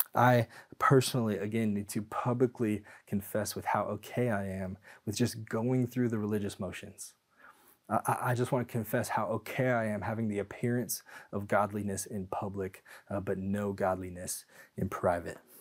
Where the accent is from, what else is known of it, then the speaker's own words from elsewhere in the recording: Tacoma, Washington, United States; I grew up in Tacoma, Washington